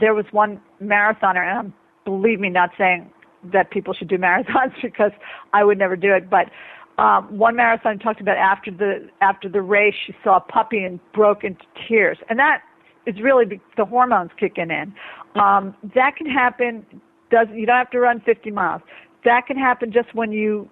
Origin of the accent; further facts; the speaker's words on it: New York, United States; I'm speaking as a New Yorker